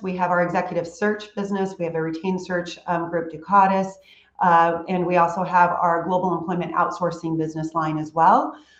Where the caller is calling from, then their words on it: Houston, Texas, United States; I am dialed in from Houston, Texas. So it's nice and hot, and we're having a sizzling summer, and it's good.